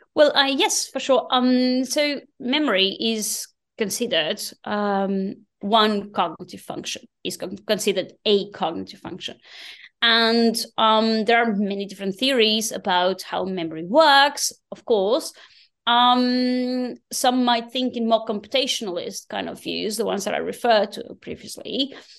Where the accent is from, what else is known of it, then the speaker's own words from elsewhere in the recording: Portugal; moved away as an adult; now in Berlin, Germany; growing up in Portugal